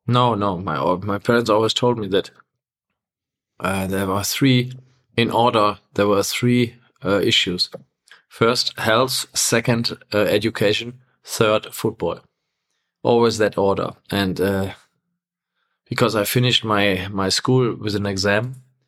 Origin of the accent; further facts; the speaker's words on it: Essen, North Rhine-Westphalia, Germany; from my hometown, Essen, to Gelsenkirchen